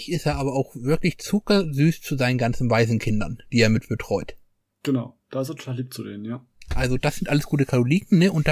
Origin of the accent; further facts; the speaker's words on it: Northern Germany, Germany; Ich bin Norddeutscher, ich gehe zu Lachen in den Keller.